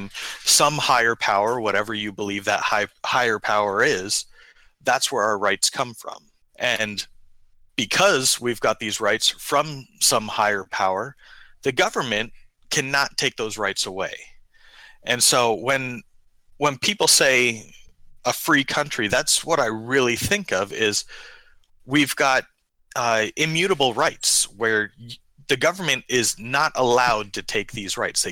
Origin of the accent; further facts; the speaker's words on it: Sacramento, California, United States; now in Sacramento, United States; We're originally from Sacramento